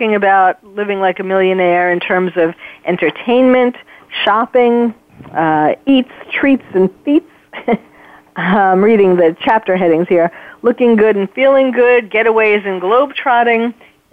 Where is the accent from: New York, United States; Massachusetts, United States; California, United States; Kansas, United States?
New York, United States; moved away; I'm born and bred in New York